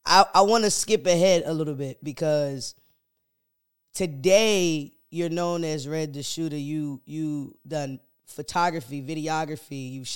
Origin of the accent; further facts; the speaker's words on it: Elizabeth City, North Carolina, United States; so growing up in Elizabeth City, it's a small town.